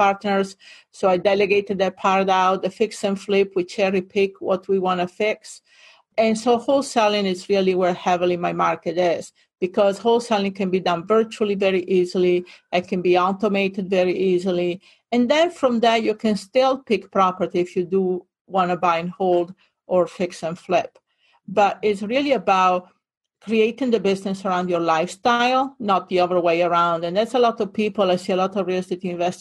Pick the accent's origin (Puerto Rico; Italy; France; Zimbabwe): Italy; near Venice, Veneto; English is a second language; moved away as an adult; also born or lived in Hawaii; now in Fort Lauderdale, United States; I grew up in Italy, northern Italy, near Venice